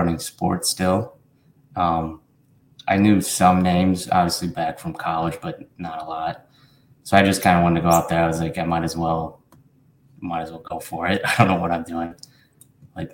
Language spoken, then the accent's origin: English; Illinois, United States; I'm from Illinois